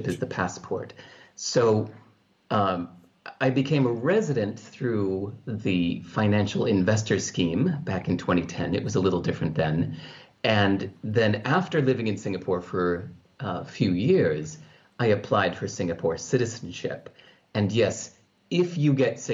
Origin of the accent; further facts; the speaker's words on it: California, United States; the culture I grew up in California